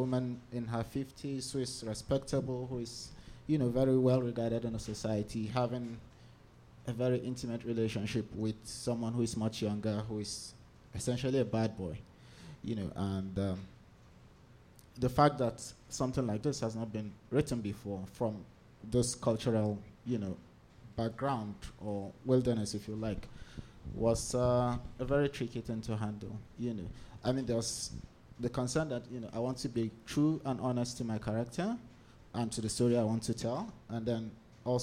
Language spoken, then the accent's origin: English; Jos, Plateau, Nigeria; So I'm from Nigeria. I was born in Jos, which is kind of north central Nigeria